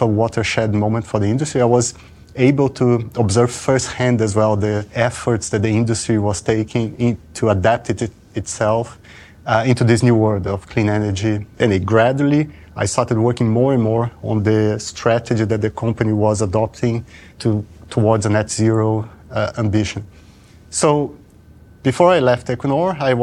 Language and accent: English; Brazil; moved away; I'm originally from Brazil